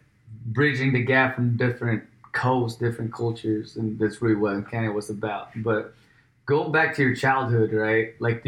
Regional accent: California, United States; I'm from Cali, you're from New York.

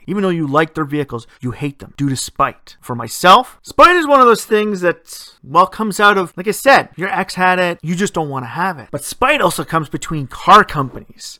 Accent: Ontario, Canada; my home country here

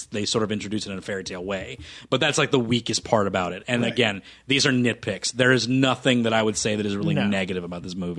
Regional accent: United States; we're American

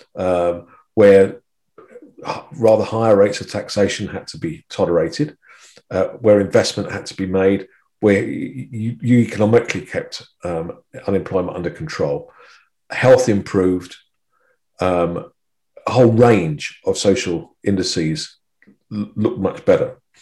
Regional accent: United Kingdom; being British

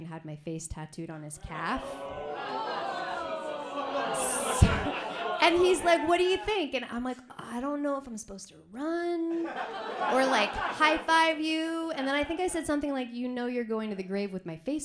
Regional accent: Canada; I'm Canadian.

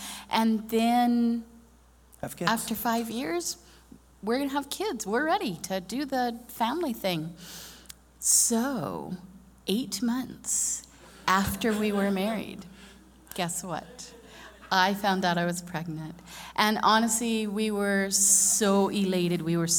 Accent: Japan; I grew up in Japan.

